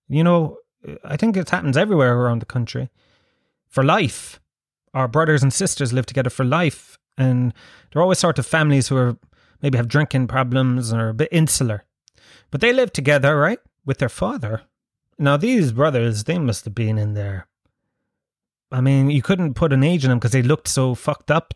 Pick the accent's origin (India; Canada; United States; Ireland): Ireland; as an Irish person